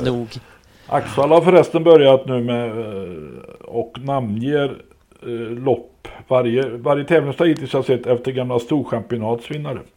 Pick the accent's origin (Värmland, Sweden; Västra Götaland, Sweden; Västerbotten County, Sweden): Västra Götaland, Sweden; Skövde; Ja men jag är ju från Skövde.